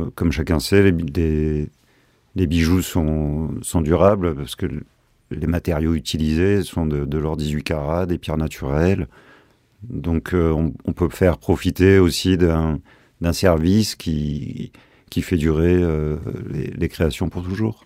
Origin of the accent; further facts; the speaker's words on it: Marseille, Provence-Alpes-Côte d'Azur, France; nous sommes Marseillais avant tout, mais amoureux de la Provence